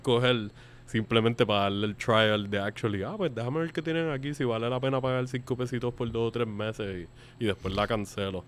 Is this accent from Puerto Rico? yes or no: yes; Puerto Rico; nosotros no somos de Estados Unidos, aunque somos un territorio una colonia estadounidense